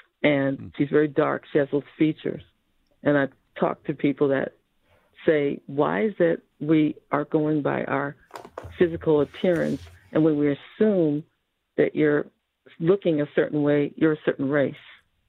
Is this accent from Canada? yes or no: no; Trinidad & Tobago; So people think, oh, you're French. You're from Haiti. No, I'm from Trinidad.